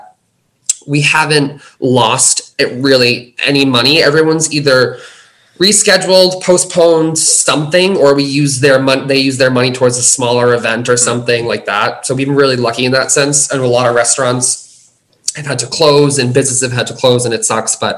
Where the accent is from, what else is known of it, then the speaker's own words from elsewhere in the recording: United States; I'm from the States